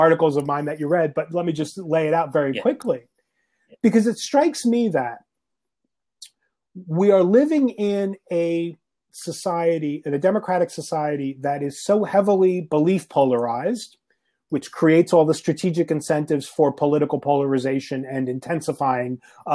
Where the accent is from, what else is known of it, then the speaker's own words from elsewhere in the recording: Northeast, United States; now in Nashville, United States; I'm originally from the Northeast, as if you couldn't tell from my accent